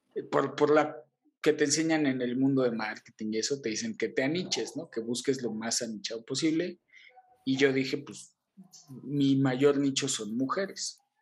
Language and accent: Spanish; Mexico; soy mexicano